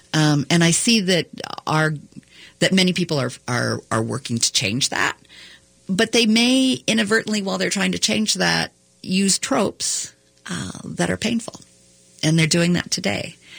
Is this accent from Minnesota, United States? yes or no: yes; Minnesota, United States; being a Minnesotan